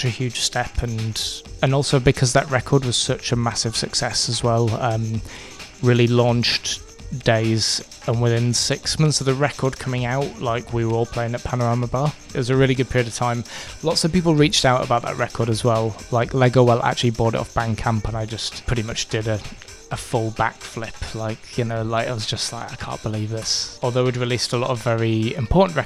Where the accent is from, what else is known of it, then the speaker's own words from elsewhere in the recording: Brighouse, Yorkshire and the Humber, United Kingdom; moved away as an adult; now in London, United Kingdom; I'm from Brighouse in West Yorkshire, and I moved to London 9 years ago